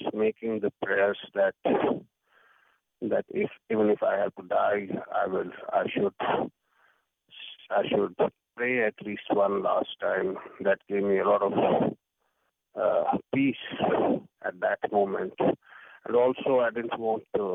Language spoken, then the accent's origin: English; Jammu and Kashmir, India; I come from Kashmir, which is the northern state of India.